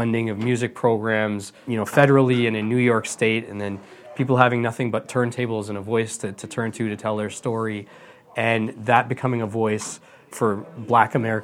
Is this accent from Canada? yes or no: yes; Edmonton, Alberta, Canada; I grew up in Western Canada.